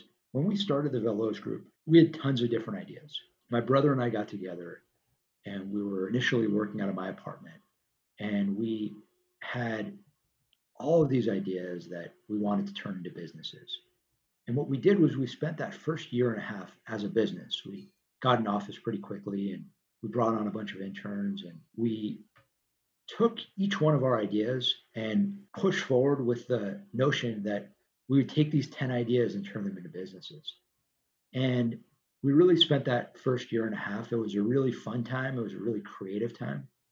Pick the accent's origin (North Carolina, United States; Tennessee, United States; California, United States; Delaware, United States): California, United States; Los Angeles; the street we grew up on in Tarzana, California, suburb